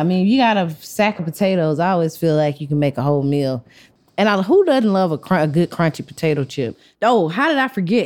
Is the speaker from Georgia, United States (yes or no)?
yes; Athens, Georgia, United States; So I grew up in Athens, mm-hmm. which is like a small college town 60 miles outside of Atlanta.